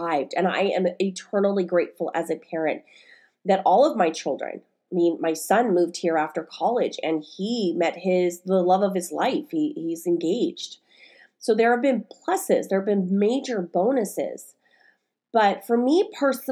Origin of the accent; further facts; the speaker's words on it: Stockton, California, United States; moved away as an adult; also born or lived in Bay Area, California; now in Oregon, United States; I was living in my hometown of Stockton, California